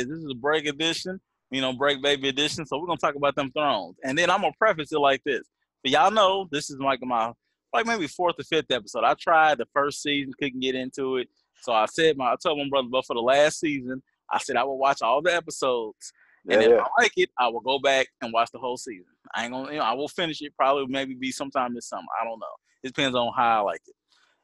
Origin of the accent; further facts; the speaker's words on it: Indianapolis, Indiana, United States; also born or lived in New Jersey; I'm Nap Town to the core